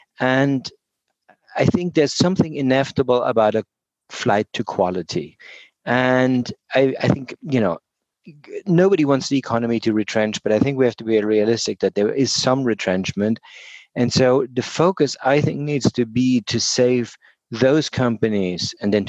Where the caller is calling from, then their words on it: Oxford, South East England, United Kingdom; I am calling in from Oxford, England. I spend a significant amount of time in British Columbia and work very closely with NACO.